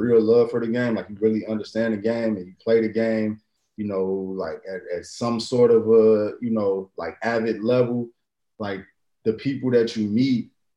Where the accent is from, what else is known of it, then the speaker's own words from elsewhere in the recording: Chicago, Illinois, United States; me growing up in Chicago